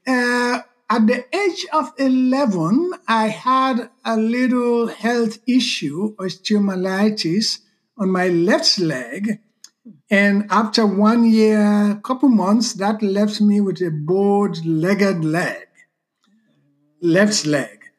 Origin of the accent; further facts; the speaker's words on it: Southern Province, Sierra Leone; moved away; also born or lived in Freetown, Sierra Leone; I was sent to live with my aunt. Mm. And I grew up in that Mende environment